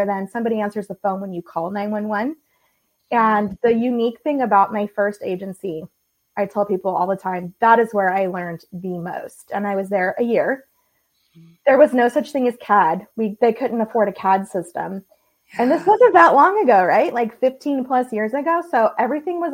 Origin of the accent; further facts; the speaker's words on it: California, United States; moved away as an adult; also born or lived in Southeast Georgia; I grew up in California, and when I was 21, had one of those, I don't really know what I want to do with my life moments. And so I moved to Southeast Georgia